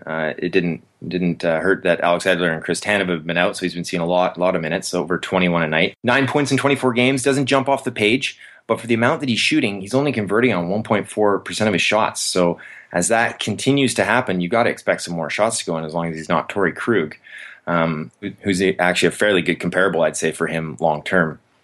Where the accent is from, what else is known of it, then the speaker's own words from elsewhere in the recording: Vancouver, British Columbia, Canada; my hometown Canucks